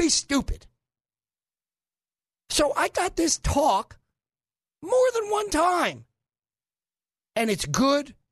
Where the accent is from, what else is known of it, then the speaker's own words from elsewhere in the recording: New York City, New York, United States; now in Little Rock, United States; I'm from Brooklyn